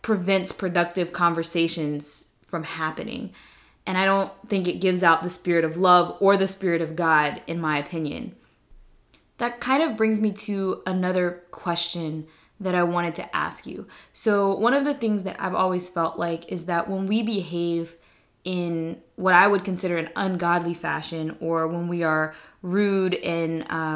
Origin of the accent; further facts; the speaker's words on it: the South, United States; moved away; I'm from the South